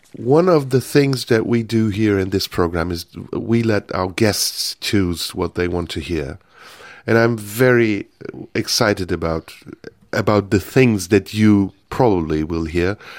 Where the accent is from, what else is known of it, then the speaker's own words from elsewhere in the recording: Turkey; now in Germany; I'm I'm from Turkey